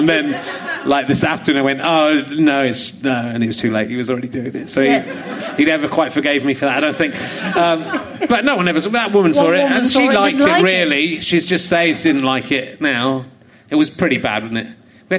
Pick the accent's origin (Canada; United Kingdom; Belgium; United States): United Kingdom; Yorkshire and the Humber; born there; I was born near York. So